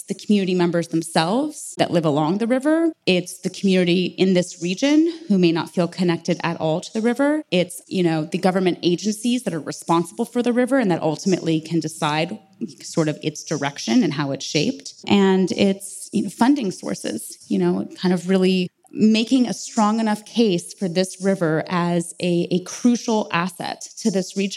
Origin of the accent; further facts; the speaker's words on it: San Diego, California, United States; now in Los Angeles, United States; I grew up in San Diego.